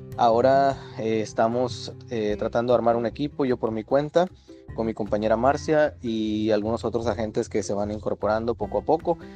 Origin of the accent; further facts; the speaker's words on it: San José del Cabo, Baja California Sur, Mexico; also born or lived in La Paz, Baja California Sur / Ensenada / Tijuana; soy originario de La Paz, Baja California Sur. Ahí pasé pues parte de mi infancia y de ahí me trasladé a San José del Cabo, donde estuve viviendo parte de mi infancia y parte de mi adolescencia.